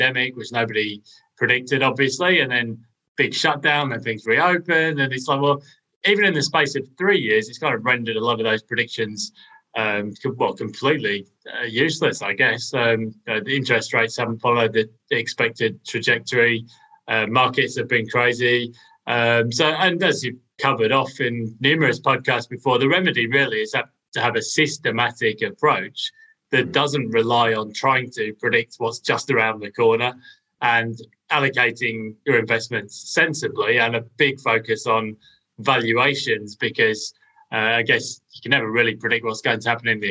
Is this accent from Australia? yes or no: no; United Kingdom; I guess as a Brit